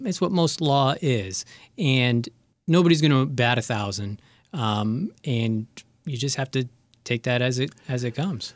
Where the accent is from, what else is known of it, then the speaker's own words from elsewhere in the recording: Connecticut, United States; moved away; also born or lived in Lowell, Massachusetts; I'm from Connecticut, so I ended up getting, uh, in-state tuition